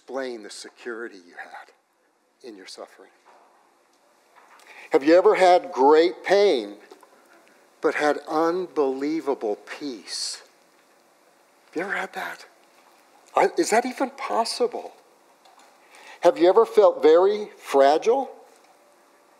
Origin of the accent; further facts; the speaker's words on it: Los Alamos, New Mexico, United States; I grew up in Los Alamos, New Mexico